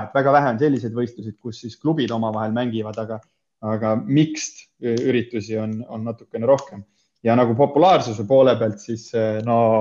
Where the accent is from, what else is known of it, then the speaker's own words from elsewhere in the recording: Himmaste, Põlva County, Estonia; tulen siis Põlvast, äh, olen varsti juba kolmkümmend, hetkel kakskümmend üheksa aastat vana ja, ja üles olen kasvanud siis Immastes